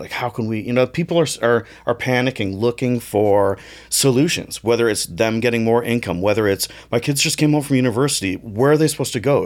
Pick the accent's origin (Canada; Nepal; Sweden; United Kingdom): Canada; Toronto, Ontario; born or raised there